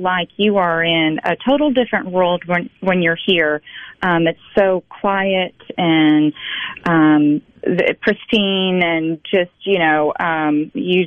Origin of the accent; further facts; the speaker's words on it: Pittsburgh, Pennsylvania, United States; now in Fulton, United States; I am actually from Pittsburgh, Pennsylvania